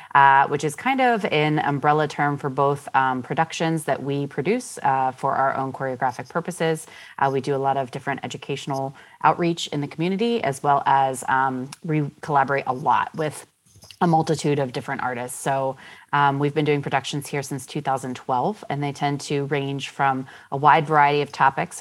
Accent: Pittsburgh, Pennsylvania, United States; I am a Pittsburgh-born individual. Uh, I grew up here in the North Hills

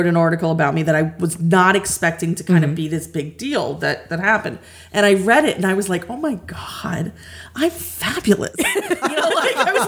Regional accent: New Jersey, United States; I was born here in New Jersey

